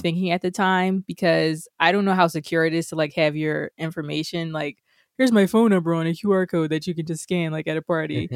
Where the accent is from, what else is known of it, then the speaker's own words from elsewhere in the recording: United States; as an American